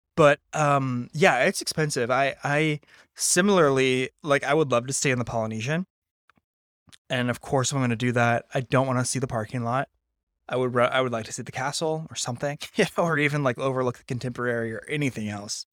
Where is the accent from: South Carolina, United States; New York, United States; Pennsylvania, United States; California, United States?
California, United States; Napa; I grew up in Napa